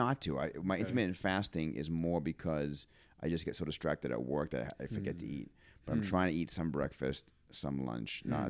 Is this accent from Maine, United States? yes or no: yes; Auburn, Maine, United States; I grew up on Minot Avenue.